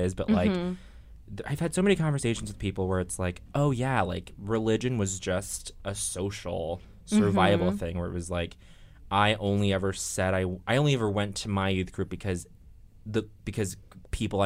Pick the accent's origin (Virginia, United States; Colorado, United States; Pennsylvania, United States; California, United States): Colorado, United States; Denver; I grew up in Denver, Colorado.